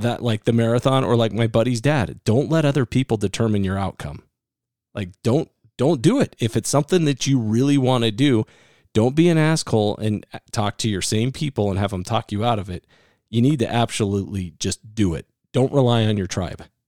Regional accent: Iowa, United States; I'm from Iowa

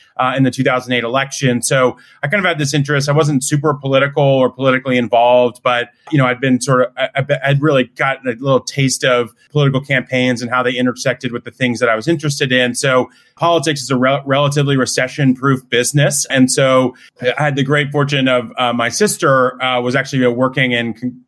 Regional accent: Narberth, Pennsylvania, United States; also born or lived in Pittsburgh, Pennsylvania; I grew up outside of Philly in Narberth, bopped around the suburbs throughout

